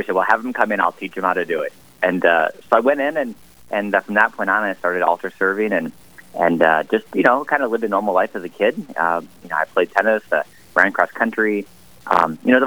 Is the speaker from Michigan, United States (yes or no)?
no; Mitchell, South Dakota, United States; I grew up in South Dakota. I'm was born and raised in Mitchell